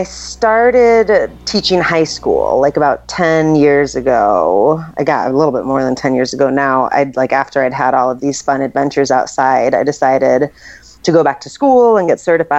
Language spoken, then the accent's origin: English; New York City, New York, United States; also born or lived in Colorado; I was born and raised in New York City